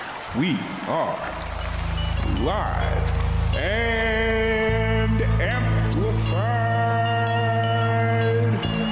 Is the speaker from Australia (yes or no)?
no; Chicago, Illinois, United States; moved away; I'm from Chicago originally, but I went to school down in Southern Illinois.